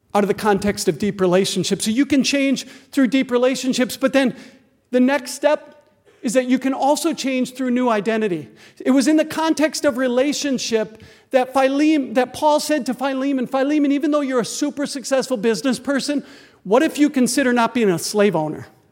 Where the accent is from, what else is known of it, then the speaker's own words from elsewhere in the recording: Green Bay, Wisconsin, United States; I grew up in Green Bay, Wisconsin, so I can hear Lambeau Field from my backyard